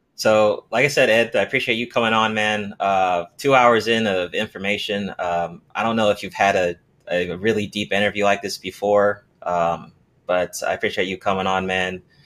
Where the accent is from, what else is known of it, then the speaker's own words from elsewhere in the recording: Nigeria; I'm Nigerian